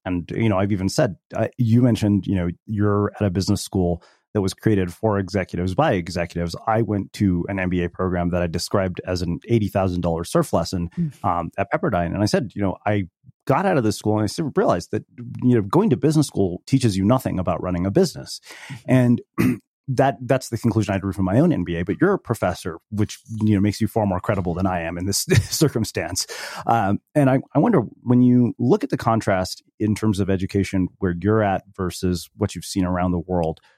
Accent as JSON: {"language": "English", "country": "United States", "tie": "born or raised there", "said": "having been born and brought up in the united states"}